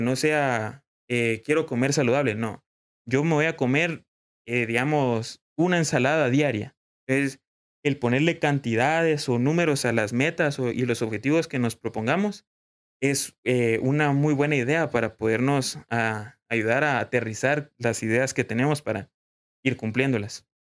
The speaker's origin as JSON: {"language": "Spanish", "country": "Guatemala", "said": "como guatemaltecos"}